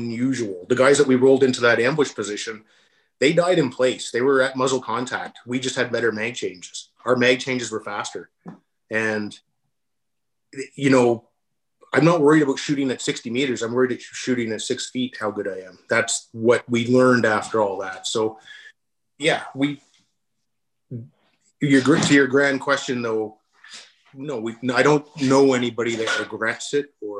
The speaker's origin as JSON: {"language": "English", "country": "Canada", "said": "We're not American. We're Canadian"}